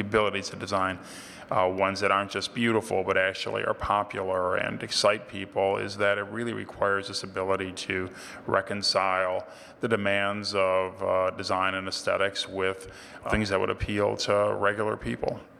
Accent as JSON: {"language": "English", "region": "Ohio", "country": "United States", "tie": "born or raised there", "said": "my home state of Ohio"}